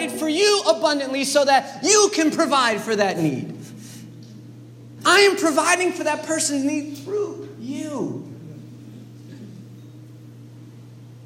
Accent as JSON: {"language": "English", "town": "New York City", "region": "New York", "country": "United States", "said": "as a New Yorker"}